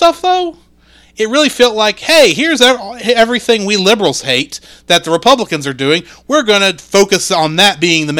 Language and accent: English; Texas, United States; I'm Texan.